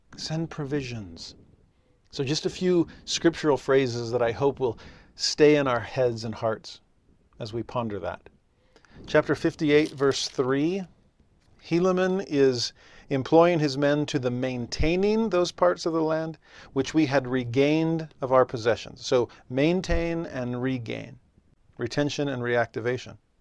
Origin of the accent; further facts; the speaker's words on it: California, United States; moved away as an adult; also born or lived in Tennessee; I was raised in California, and for eight years raised my kids in Tennessee